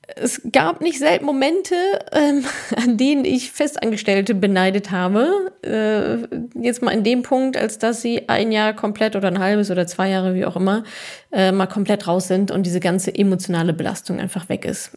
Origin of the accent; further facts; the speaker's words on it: Ruhr area, North Rhine-Westphalia, Germany; ich bin ja Ruhrpott-Kind und ich bin quasi im Westfalenstadion aufgewachsen